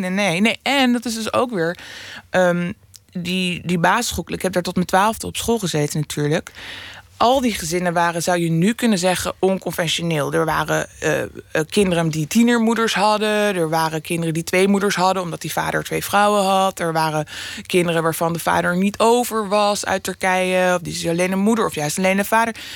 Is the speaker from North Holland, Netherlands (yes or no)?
yes; Amsterdam, North Holland, Netherlands; ik woon in Noord maar ik kom er als kind, kom ik dus uit Oost.